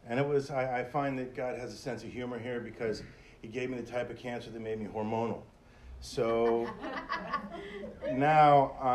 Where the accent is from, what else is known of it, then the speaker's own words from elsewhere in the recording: Hollywood, Florida, United States; I grew up in Hollywood